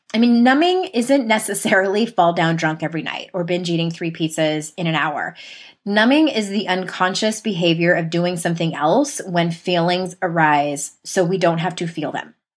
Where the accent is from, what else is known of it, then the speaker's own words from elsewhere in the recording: San Diego, California, United States; my hometown in San Diego